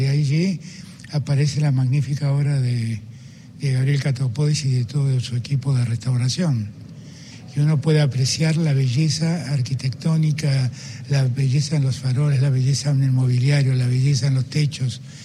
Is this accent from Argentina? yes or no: yes; Argentina; los argentinos